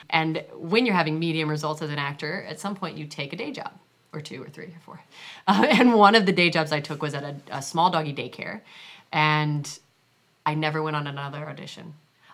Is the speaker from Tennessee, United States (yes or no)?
no; Virginia, United States; moved away as an adult; also born or lived in New Hampshire; now in New York, United States; I was born in New Hampshire, okay, but I grew up in Virginia. So I really consider myself to be from Virginia